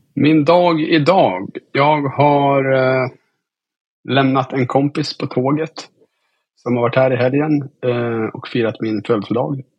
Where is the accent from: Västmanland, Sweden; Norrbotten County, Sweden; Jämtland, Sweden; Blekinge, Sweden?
Jämtland, Sweden; Östersund; also born or lived in Stockholm; Jag är uppväxt i Östersund